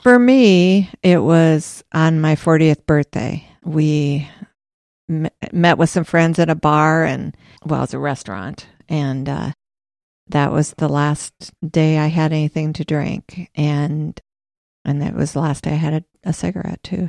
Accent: Des Moines, Iowa, United States; also born or lived in Cedar Rapids / Williamsburg; I was born in Des Moines, and we lived there for ten years, and then we moved to Cedar Rapids for two years, and then we moved to Williamsburg, and that's where I went to high school, junior high and high school

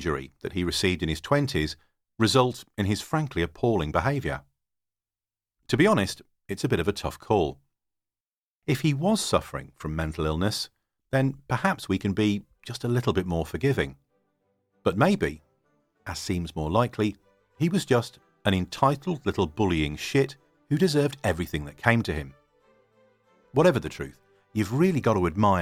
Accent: United Kingdom; I'm a Brit based in the UK

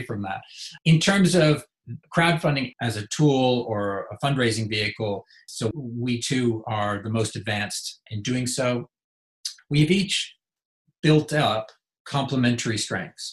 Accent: United States; moved away; also born or lived in United Kingdom; You can tell from my accent, I'm from the US.

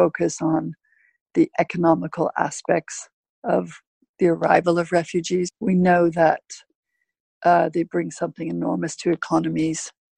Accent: Vancouver, British Columbia, Canada; I'm from Vancouver, I'm from Canada.

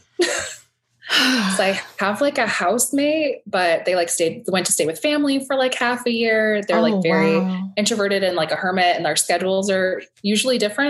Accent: New Orleans, Louisiana, United States; I'm a multidisciplinary artist based in New Orleans. I'm from New Orleans

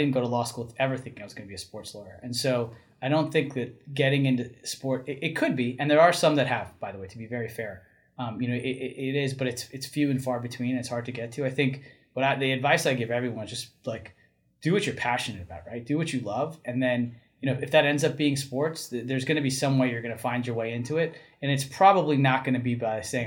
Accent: New Jersey, United States; I grew up in North Jersey

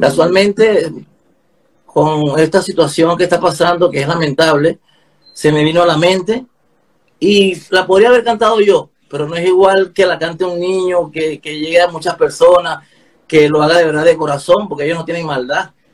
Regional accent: Punto Fijo, Falcón, Venezuela; moved away as an adult; now in Chile; verdaderos venezolanos que somos

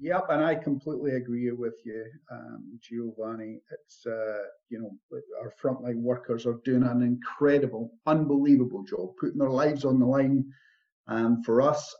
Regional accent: Scotland, United Kingdom; i come from Scotland

